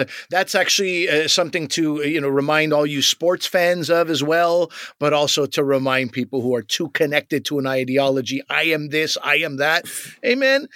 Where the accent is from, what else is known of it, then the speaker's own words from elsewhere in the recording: Canada; as Canadian loser kids